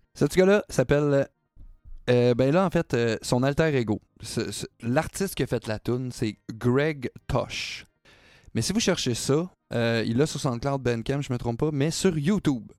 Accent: Quebec, Canada; on est québécois

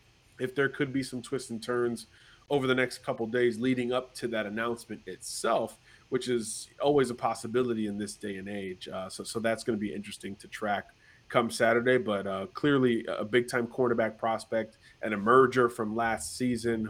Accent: Florida, United States; my home state

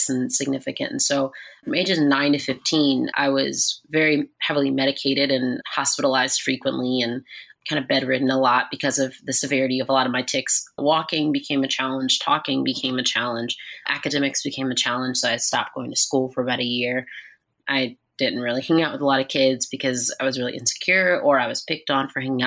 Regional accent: Atlanta, Georgia, United States; also born or lived in Los Angeles, California; we moved to Atlanta, Georgia when I was about 1 year old. And I grew up in church

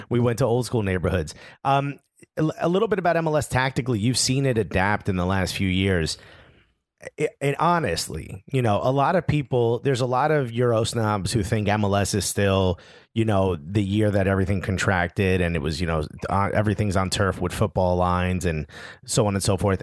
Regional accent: Newark, New Jersey, United States; I'm born and raised in Newark, New Jersey

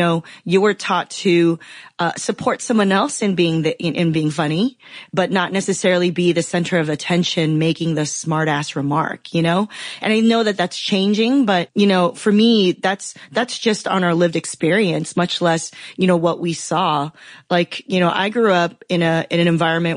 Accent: Los Angeles, California, United States; also born or lived in Taiwan / Philadelphia; I grew up in Southern California. I grew up in the Los Angeles area

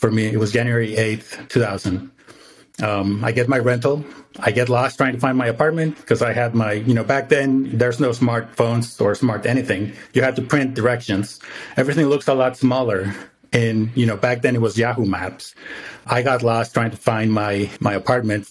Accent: Mexico; moved away as an adult; now in United States; I was born in the States, but I didn't grow up in the States, right? So I grew up in Mexico.

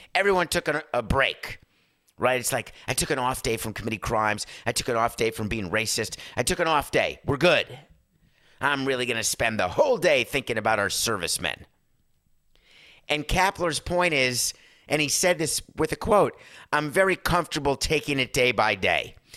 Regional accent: Northeast, United States; now in Florida, United States; I grew up in the Northeast

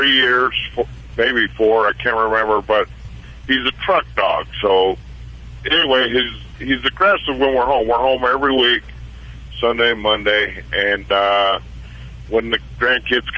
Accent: Ogden, Utah, United States; I'm in Nebraska. I'm from Utah

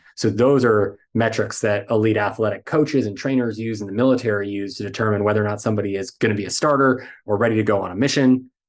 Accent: United States; as American men

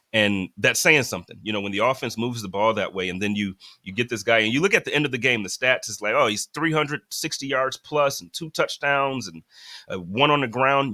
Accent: Buffalo, New York, United States; moved away as an adult; now in Phoenix, United States; born and raised in Buffalo, moved out here about three years ago.

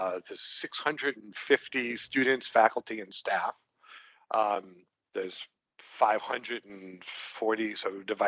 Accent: New York City, New York, United States; I'm from Brooklyn

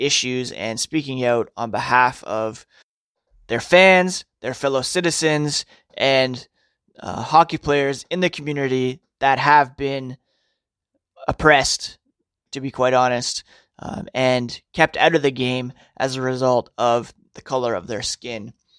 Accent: Minnesota, United States; My hometown is burning. Businesses where I grew up are being boarded up. America is not okay. Growing up outside of Minneapolis, I always felt sheltered from racism.

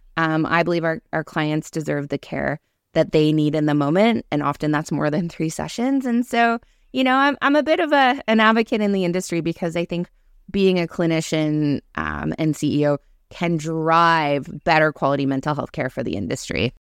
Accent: Cape Breton, Nova Scotia, Canada; I grew up in Cape Breton, small town

